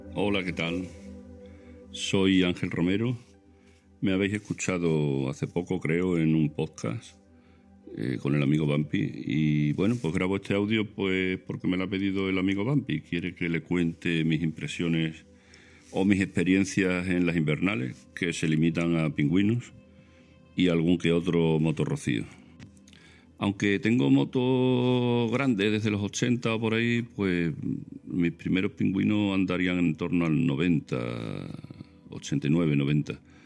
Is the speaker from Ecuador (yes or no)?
no; Villafranca de los Barros, Extremadura, Spain; yo soy del sur de Badajoz, de Villafranca de los Barros